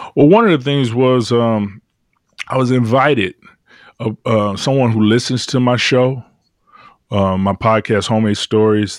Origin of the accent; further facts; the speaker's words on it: Detroit, Michigan, United States; I'm from Detroit